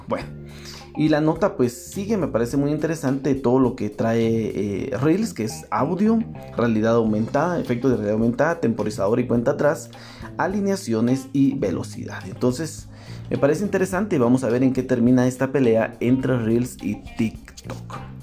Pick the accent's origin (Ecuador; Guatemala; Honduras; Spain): Guatemala; en mi país en Guatemala